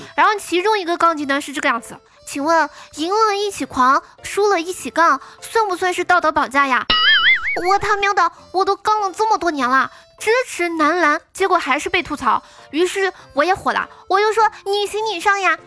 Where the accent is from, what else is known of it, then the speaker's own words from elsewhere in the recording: Northeast China, China; 我们东北人